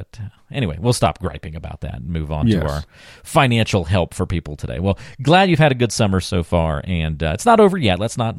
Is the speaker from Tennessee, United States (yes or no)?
no; North Carolina, United States; I grew up in North Carolina. We always went back pretty early, like middle of August, it seemed.